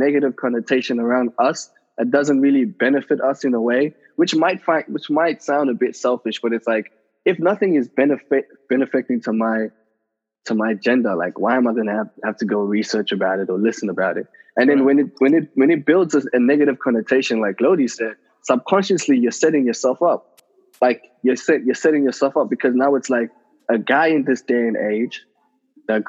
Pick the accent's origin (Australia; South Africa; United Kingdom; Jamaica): South Africa; I grew up in South Africa